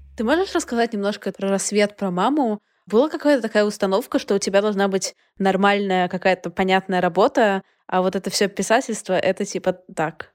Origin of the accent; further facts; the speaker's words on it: Saint Petersburg, Russia; moved away; Я выросла в квартире в Петербурге